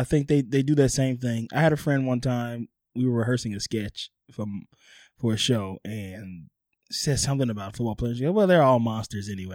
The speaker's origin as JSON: {"language": "English", "town": "New Orleans", "region": "Louisiana", "country": "United States", "tie": "born or raised there", "also_born_or_lived": "Hollywood", "moved": "yes", "said": "my hometown New Orleans"}